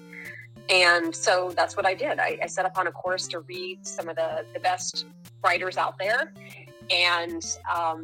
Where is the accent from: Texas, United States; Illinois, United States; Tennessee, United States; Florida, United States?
Texas, United States; South; moved away as an adult; now in Pennsylvania, United States; I grew up in South Texas